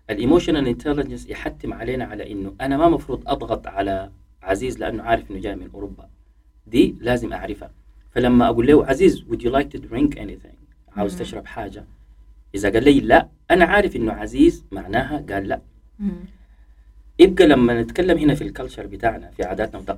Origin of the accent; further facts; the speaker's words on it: Sudan; moved away as an adult; تخيلي انه انا طلعت من السودان